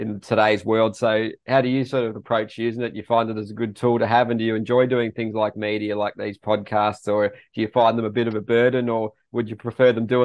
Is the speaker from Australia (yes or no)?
yes; Australia; being an Aussie with MX Vice